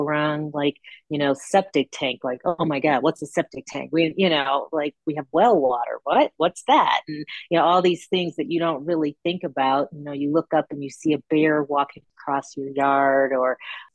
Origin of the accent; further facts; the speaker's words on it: Chicago, Illinois, United States; I grew up in Chicago